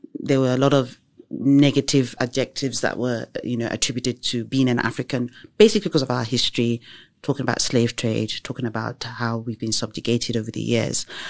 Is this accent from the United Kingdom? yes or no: yes; England, United Kingdom; I was born and raised in the U K